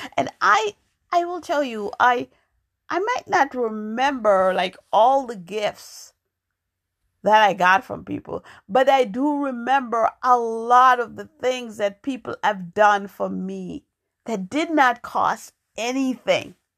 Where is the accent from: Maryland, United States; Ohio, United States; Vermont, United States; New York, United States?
New York, United States; moved away as an adult; also born or lived in Jamaica; now in Massachusetts, United States; I was born in Jamaica. I grew up in New York